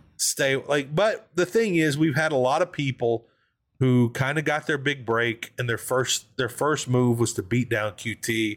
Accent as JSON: {"language": "English", "region": "the South", "country": "United States", "tie": "born or raised there", "said": "I grew up in the South"}